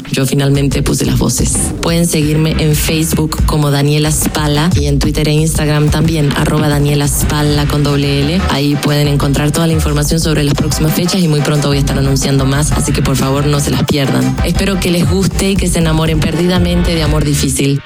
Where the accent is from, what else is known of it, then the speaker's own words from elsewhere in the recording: Argentina; moved away as an adult; now in Mexico; soy cantante argentina y vivo en México desde hace tres años